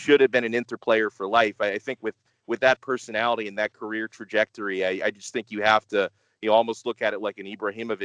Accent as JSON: {"language": "English", "country": "United States", "tie": "born or raised there", "said": "I grew up in the United States"}